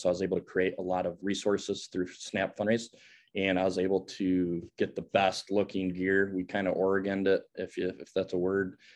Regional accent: Grand Rapids, Michigan, United States; I grew up in Grand Rapids, Michigan.

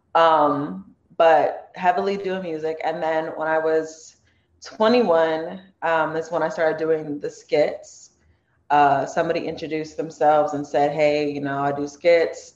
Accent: Torrance, California, United States; I'm born and raised in Torrance.

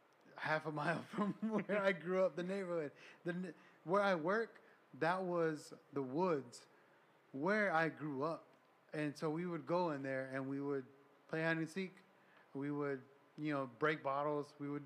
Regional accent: Round Rock, Texas, United States; I grew up here in Round Rock.

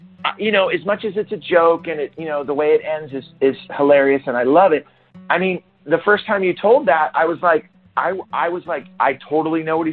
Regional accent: Santa Cruz, California, United States; Santa Cruz, that's my hometown.

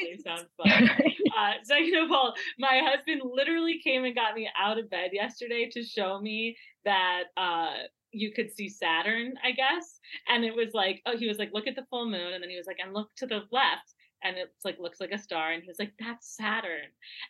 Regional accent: Midwest, United States; I'm sorry. I'm from the Midwest. I went to school in Wisconsin.

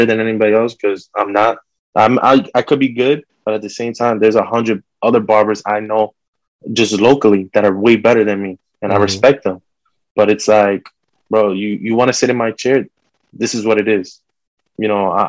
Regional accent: Fort Lee, New Jersey, United States; I'm from Fort Lee

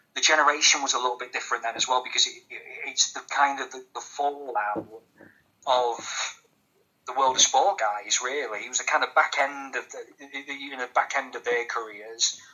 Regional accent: Grimsby, Yorkshire and the Humber, United Kingdom; I'm from Grimsby as well

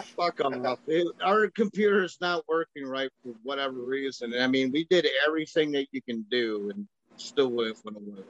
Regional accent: Chicago, Illinois, United States; I'm from Chicago

